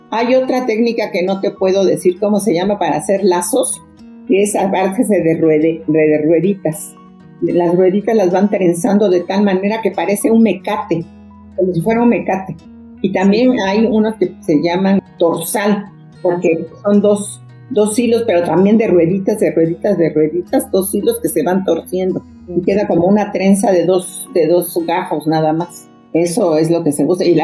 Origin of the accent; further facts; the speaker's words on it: Mexico City, Mexico; porque yo aunque nací en la Ciudad de México y prácticamente crecí aquí, mi casa era como trasladar el pueblo a la ciudad. En mi casa se hablaba zapoteco, se comía estilo buchitán.